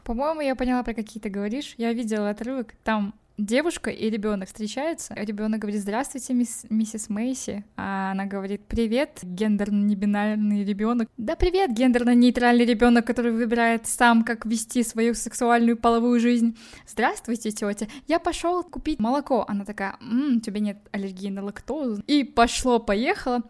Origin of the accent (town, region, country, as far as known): Kazakhstan